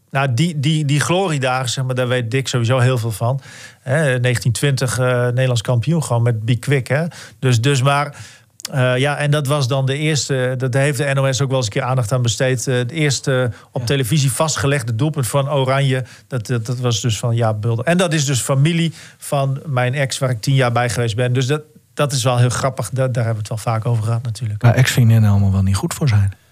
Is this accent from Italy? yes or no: yes; Italy; Ik ben Italiaan.